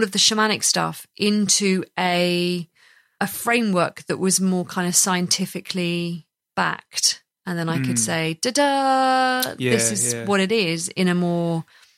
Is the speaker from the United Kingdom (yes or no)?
yes; United Kingdom; we're all British